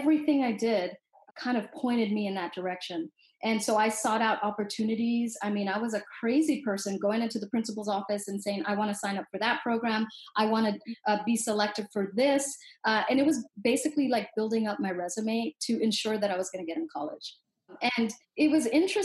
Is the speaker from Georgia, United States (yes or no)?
no; Los Angeles, California, United States; I grew up in Southeast Los Angeles, and we were poor, and it was a rough neighborhood